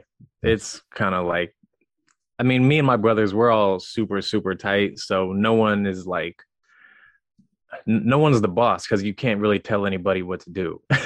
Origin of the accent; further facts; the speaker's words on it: Wellsville, Missouri, United States; I grew up in Missouri. I grew up about an hour and a half west of St. Louis in a small town in the middle of nowhere called Wellsville.